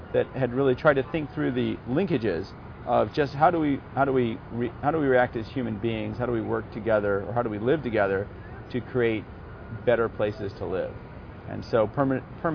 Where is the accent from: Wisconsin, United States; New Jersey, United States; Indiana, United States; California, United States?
California, United States; Los Angeles; I grew up in Santa Monica Canyon, went in the Palisades. Grew up surfing